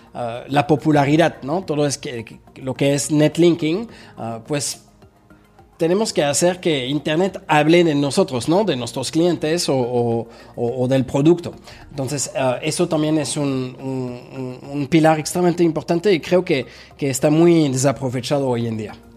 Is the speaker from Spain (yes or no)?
no; Paris, Île-de-France, France; moved away as an adult; now in Mexico; nací en París, en Francia